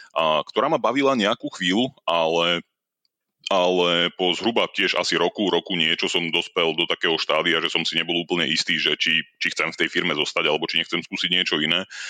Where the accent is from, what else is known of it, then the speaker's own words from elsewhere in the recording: Oščadnica, Kysuce, Žilina Region, Slovakia; moved away as an adult; also born or lived in Bratislava / Canada; now in Ireland; pochádzam z z Kisúdskej dedinky a Ochodnica